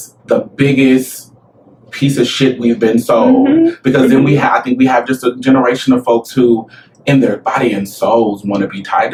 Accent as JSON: {"language": "English", "town": "Omaha", "region": "Nebraska", "country": "United States", "tie": "born or raised there", "said": "Growing up in the Midwest, in Nebraska, Omaha, Nebraska, especially"}